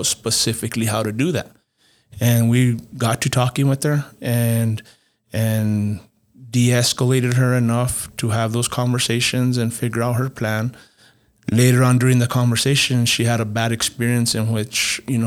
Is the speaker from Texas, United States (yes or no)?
no; Las Vegas, New Mexico, United States; I grew up in Las Vegas, New Mexico